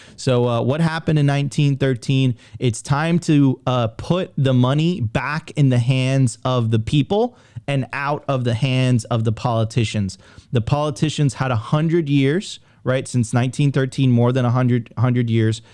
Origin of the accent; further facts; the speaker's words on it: United States; I'm an American